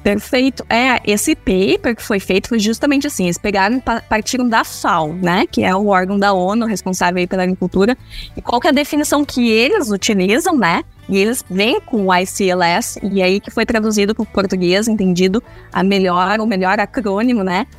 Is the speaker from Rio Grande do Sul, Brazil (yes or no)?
yes; Santa Maria, Rio Grande do Sul, Brazil; also born or lived in Porto Alegre; Eu sou de Santa Maria, né? Sou gaúcha